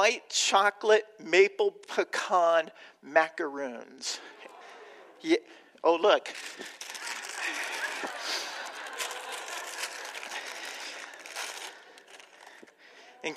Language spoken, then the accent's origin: English; Southern California, United States; now in Chicago, United States; I grew up in Southern California